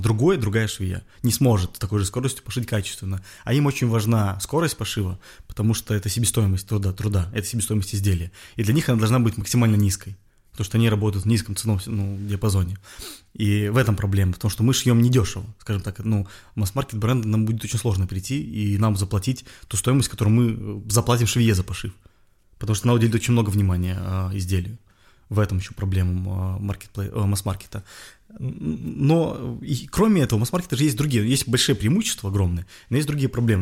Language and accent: Russian; Belarus; moved away as an adult; now in Russia; я белорус. То mm-hmm. есть я там вырос, я, ну, как бы, это моя родина